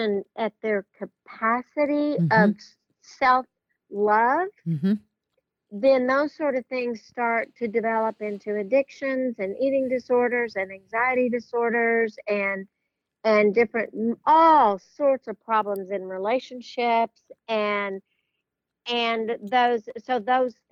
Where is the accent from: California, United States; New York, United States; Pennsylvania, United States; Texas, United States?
Texas, United States; Brownfield; I grew up in Brownfield, Texas, and it's a little town outside of Lubbock